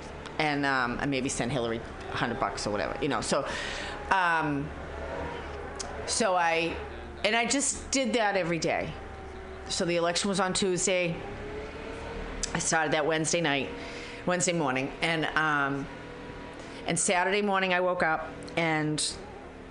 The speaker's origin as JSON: {"language": "English", "town": "Boston", "region": "Massachusetts", "country": "United States", "moved": "yes", "lives_now": "San Francisco Bay Area, United States", "said": "I'm from Boston"}